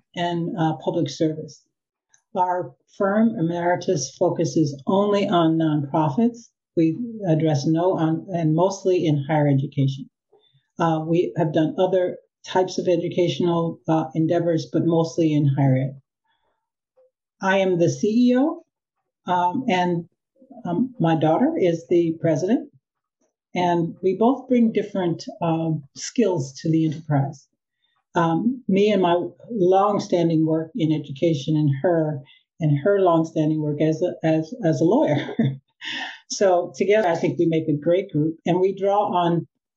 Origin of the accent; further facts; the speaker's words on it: Chicago, Illinois, United States; now in California, United States; I'm a Californian now, but was born and raised in Chicago. So I'm a Midwesterner at heart